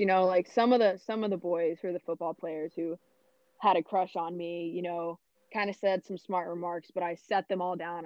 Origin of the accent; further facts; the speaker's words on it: Fort Worth, Texas, United States; I am born and raised in Fort Worth, Texas. Um, I've been here my whole life